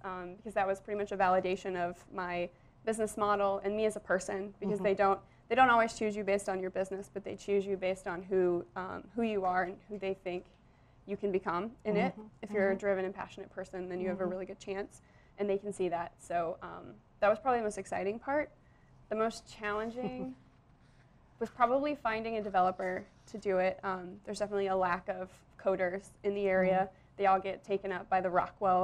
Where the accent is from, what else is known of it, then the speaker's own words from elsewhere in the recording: Ottumwa, Iowa, United States; also born or lived in Mexico; I'm from Ottumwa